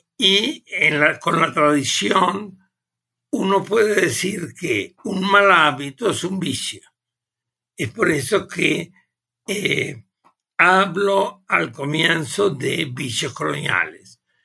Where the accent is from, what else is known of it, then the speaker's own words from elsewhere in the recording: Uruguay; moved away as an adult; also born or lived in Germany; now in Mexico; Yo originariamente provengo del Uruguay